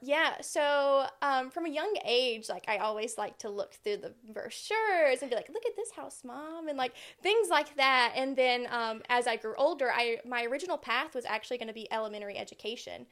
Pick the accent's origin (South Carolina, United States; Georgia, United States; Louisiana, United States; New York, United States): South Carolina, United States; Aiken; now in Summerville, United States; lived in Aiken all of my life. That's where I grew up.